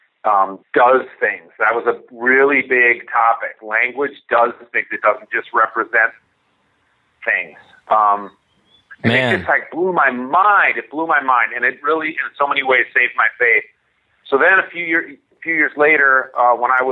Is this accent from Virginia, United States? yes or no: no; Minnesota, United States; also born or lived in New Hampshire / California; a big part of who I am is a Minnesotan. I grew up here. I currently live about two blocks from where I grew up.